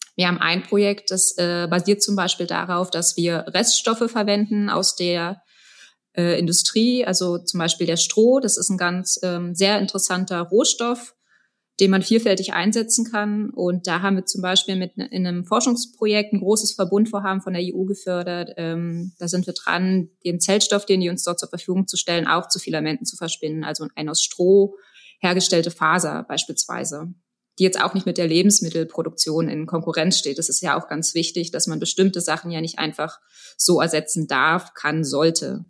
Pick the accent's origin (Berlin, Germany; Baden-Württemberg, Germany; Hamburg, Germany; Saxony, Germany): Berlin, Germany; moved away as an adult; now in Stuttgart, Germany; Ich komme ursprünglich aus Berlin